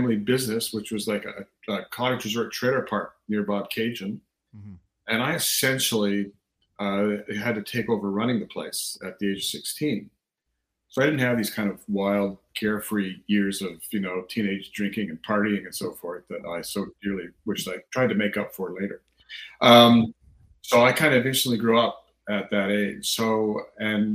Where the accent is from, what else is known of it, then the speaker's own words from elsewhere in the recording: Canada; I am Canadian. I've lived in Canada since I was 3 years old